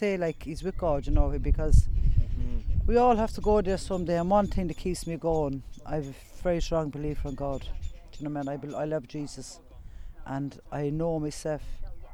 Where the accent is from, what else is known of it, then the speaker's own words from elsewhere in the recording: Galway, Connacht, Ireland; moved away; I'm from Galway myself